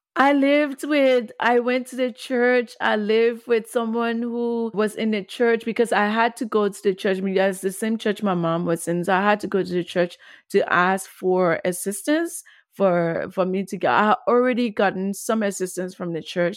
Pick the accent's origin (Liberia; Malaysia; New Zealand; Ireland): Liberia; Monrovia, Montserrado; also born or lived in Ghana; growing up on duper road in Pinsville, Monrovia, Liberia